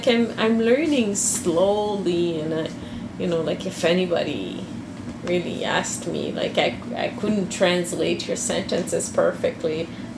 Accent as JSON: {"language": "English", "region": "Quebec", "country": "Canada", "said": "in Quebec, we've kept ways of saying certain things that have disappeared in France. We have sounds in French in Quebec that have disappeared in France."}